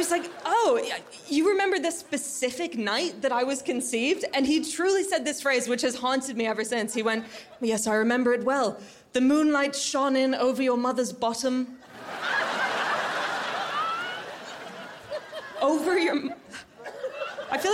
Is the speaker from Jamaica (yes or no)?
no; Canada; now in United Kingdom; I'm Canadian